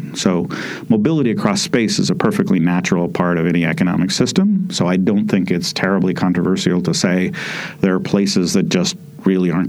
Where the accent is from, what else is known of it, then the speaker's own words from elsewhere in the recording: Idaho, United States; I grew up in Idaho in the United States